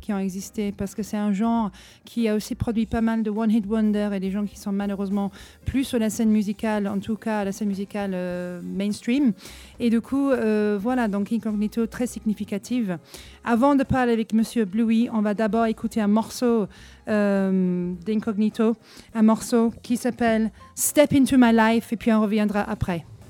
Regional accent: England, United Kingdom; je suis anglaise

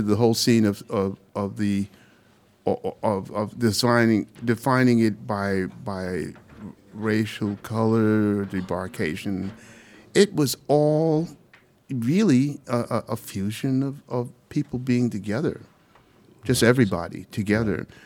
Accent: Panama; also born or lived in Brooklyn, New York, United States; now in United States; I'm from Panama.

